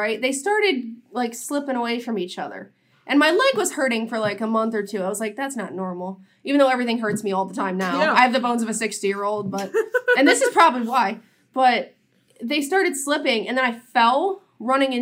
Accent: Ohio, United States; we're from Ohio

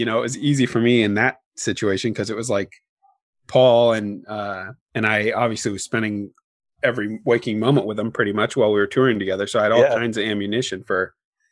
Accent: Oregon, United States; moved away; we're both from Oregon.

